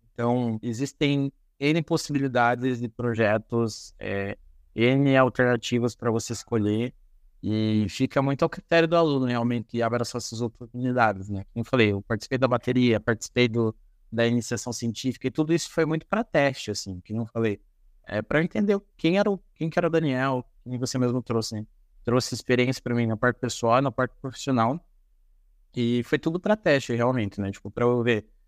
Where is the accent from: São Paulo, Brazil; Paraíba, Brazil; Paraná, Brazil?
Paraná, Brazil; Paranaguá; moved away as an adult; also born or lived in Ponta Grossa; Eu sou natural de Paranaguá